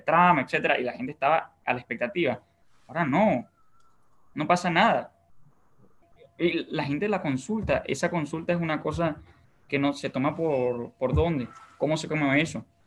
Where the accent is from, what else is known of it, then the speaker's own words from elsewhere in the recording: Bolívar, Venezuela; now in Paraguay; yo por ejemplo soy de Bolívar